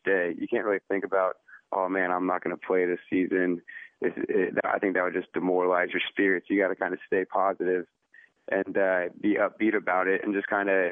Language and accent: English; Houston, Texas, United States; I'm from Houston. I played for the academy team